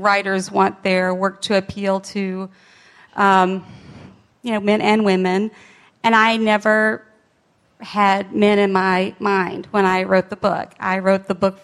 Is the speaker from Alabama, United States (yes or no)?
yes; Alabama, United States; moved away as an adult; I grew up in Alabama